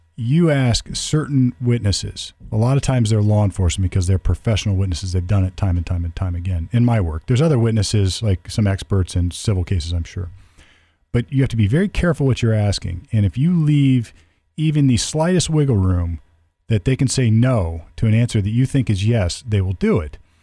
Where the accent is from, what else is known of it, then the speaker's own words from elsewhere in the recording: United States; we were all Americans